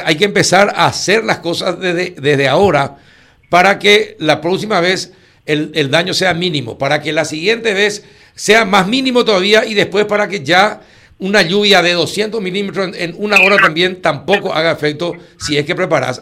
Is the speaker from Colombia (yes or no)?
no; Paraguay; vamos a ser paraguayos